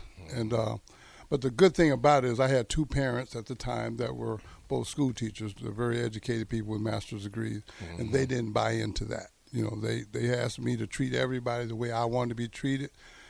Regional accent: Greenville, United States; Oh, 25,000. But Greenville was a very unique place. It was a lot of racial tension.

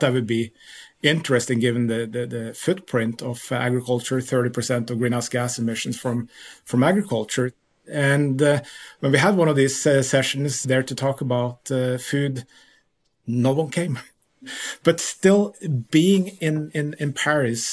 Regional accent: Lillehammer, Innlandet, Norway; moved away as an adult; also born or lived in Utah, United States; I grew up in Lillehammer, Norway, which is the Olympic city

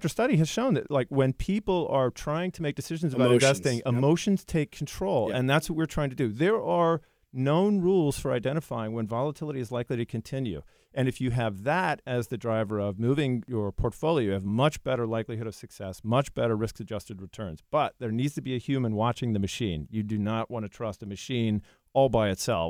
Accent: Ridgewood, New Jersey, United States; Ridgewood, New Jersey.

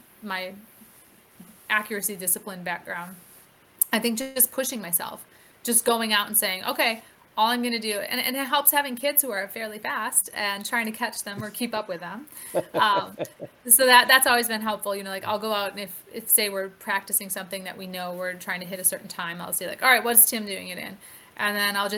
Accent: Wisconsin, United States; moved away as an adult; also born or lived in Stafford, Virginia / Woodbridge, Virginia; I live in Wisconsin, I grew up in Wisconsin

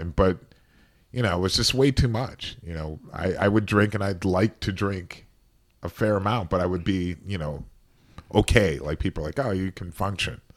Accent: Cleveland, Ohio, United States; growing up in Cleveland

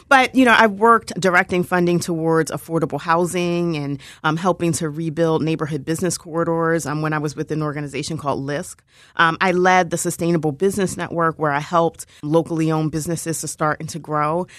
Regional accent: Philadelphia, Pennsylvania, United States; I'm from King Sesings, so I'm actually from the district

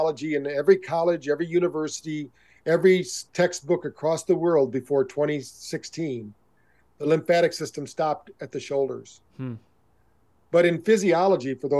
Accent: Michigan, United States; I grew up around in Michigan

